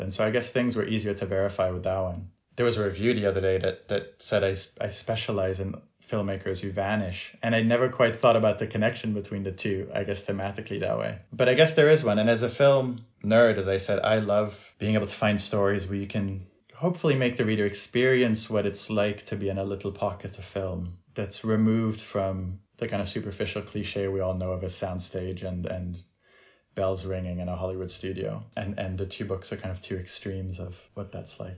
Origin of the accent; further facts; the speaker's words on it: France; moved away; I grew up in France